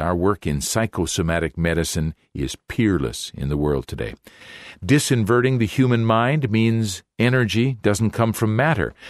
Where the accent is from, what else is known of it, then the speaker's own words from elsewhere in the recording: Canada; now in Brazil; I'm still a Canadian